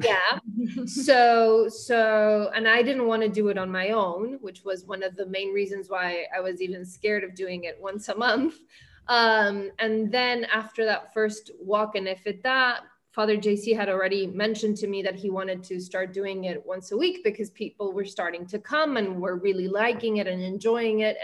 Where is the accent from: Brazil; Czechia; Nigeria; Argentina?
Argentina; moved away as an adult; also born or lived in New York, United States; now in Miami, United States; growing up in Argentina, I was very fond of adoration during my teenage years